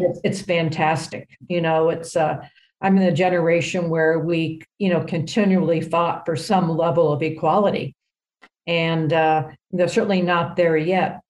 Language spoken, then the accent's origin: English; New Hampshire, United States; good young player growing up in New Hampshire